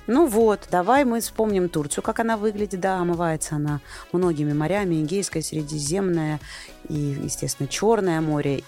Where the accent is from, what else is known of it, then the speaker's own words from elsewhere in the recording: Rostov-on-Don, Rostov Oblast, Russia; я просто из Ростова